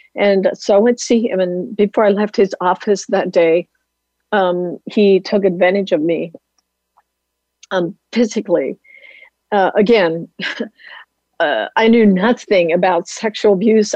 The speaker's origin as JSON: {"language": "English", "area": "Lancaster County", "region": "Pennsylvania", "country": "United States", "tie": "born or raised there", "said": "a little Amish girl growing up in Lancaster County, Pennsylvania area"}